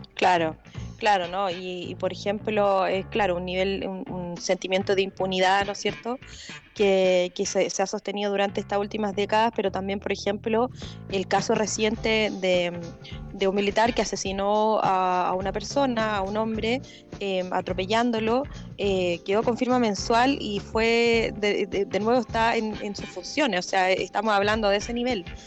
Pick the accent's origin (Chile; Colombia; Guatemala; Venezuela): Chile; hemos vivido todos como chilenos